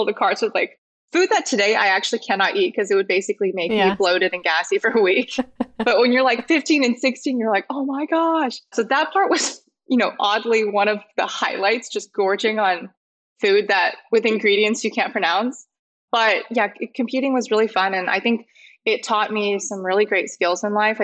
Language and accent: English; Overland Park, Kansas, United States; moved away; I grew up on the Kansas side, Kansas City in the suburbs